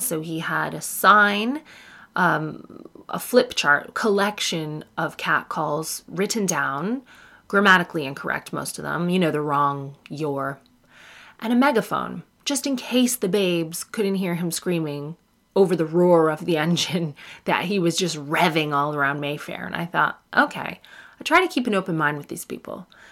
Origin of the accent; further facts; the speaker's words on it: Canada; now in United Kingdom; I'm Canadian